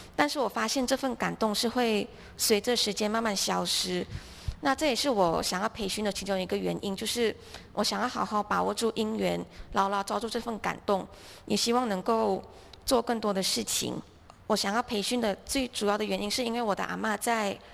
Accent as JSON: {"language": "Chinese", "town": "George Town", "region": "Penang", "country": "Malaysia", "also_born_or_lived": "Hualien, Taiwan", "moved": "as an adult", "lives_now": "Taiwan", "said": "我是来自槟城，马来西亚。那我的家庭是一家五口，我有一个姐姐，然后有一个弟弟"}